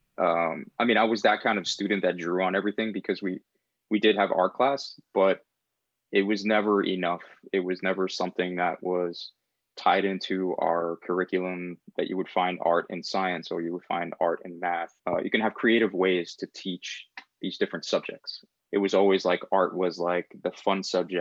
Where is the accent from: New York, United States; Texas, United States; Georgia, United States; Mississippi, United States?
New York, United States; New York City; also born or lived in Puerto Rico; I was born and raised in Brooklyn, New York. Sunset Park was home for many years.